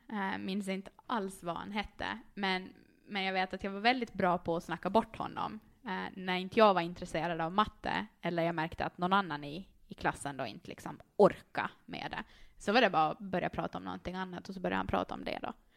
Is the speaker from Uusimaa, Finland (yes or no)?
yes; Karis, Uusimaa, Finland; accent: Finland Swedish; moved away as an adult; now in Åland, Finland; jag är ju född och uppvuxen där